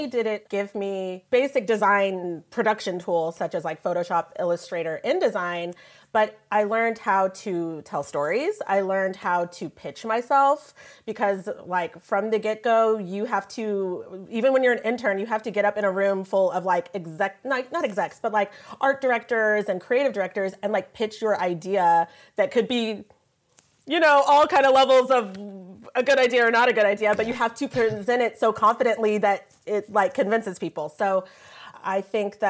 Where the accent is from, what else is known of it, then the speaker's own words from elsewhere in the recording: Evansville, Indiana, United States; moved away as an adult; now in Europe; growing up in Indiana, there's kind of this weird push and pull because Evansville is quite conservative